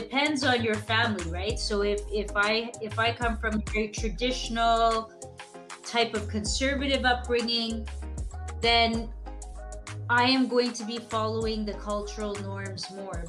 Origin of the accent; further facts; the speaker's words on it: Mississauga, Ontario, Canada; originally from Mississauga, Ontario. That's my hometown